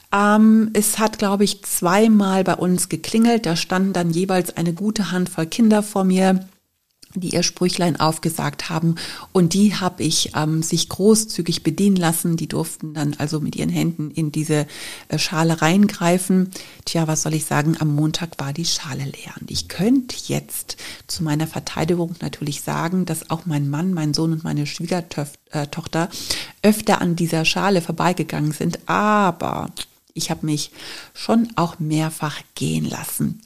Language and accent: German; Cologne, North Rhine-Westphalia, Germany; Ich bin ja in Köln groß geworden, habe Karneval als Kind geliebt